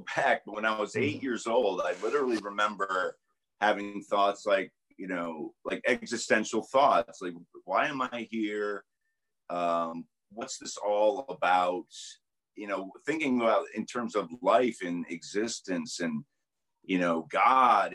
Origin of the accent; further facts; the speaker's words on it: Schenectady, New York, United States; moved away as an adult; also born or lived in Washington, D.C.; I grew up in a little town called Schenectady, New York, which is upstate, close to Albany